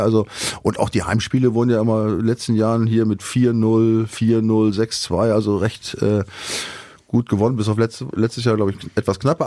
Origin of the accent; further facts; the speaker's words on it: Northern Germany, Germany; Ich komme ja aus der Gegend